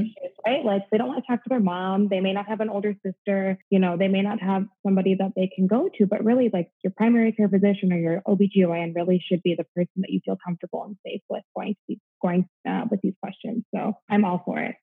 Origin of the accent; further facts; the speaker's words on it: Midwest, United States; moved away as an adult; now in Florida, United States; I'm originally from the Midwest. I'm a Midwest girl at heart, so I'm used to cold winters